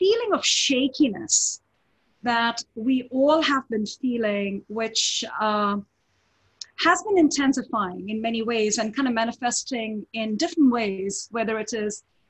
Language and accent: English; India; moved away as an adult; now in United States; I grew up in India, you know, I was born in India, grew up there.